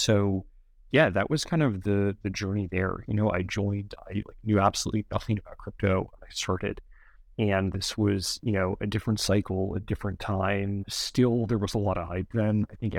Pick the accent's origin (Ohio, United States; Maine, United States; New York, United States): New York, United States; New York City; I grew up in New York City in Manhattan.